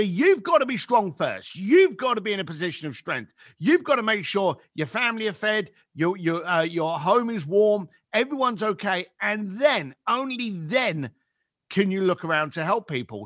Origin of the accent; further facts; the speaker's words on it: London, United Kingdom; I grew up in East London, on what should we call, what we could class as, like, the shitty end of London.